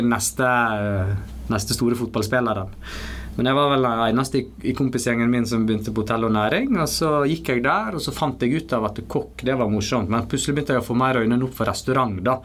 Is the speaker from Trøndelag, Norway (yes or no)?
no; Stryn, Vestland, Norway; also born or lived in Mumbai, India; jeg bodde egentlig ikke så veldig langt ifra der jeg vokste opp